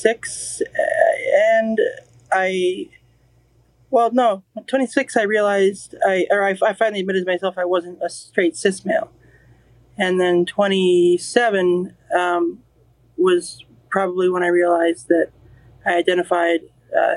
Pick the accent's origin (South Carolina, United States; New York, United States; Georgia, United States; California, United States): California, United States; Los Angeles; growing up in the Valley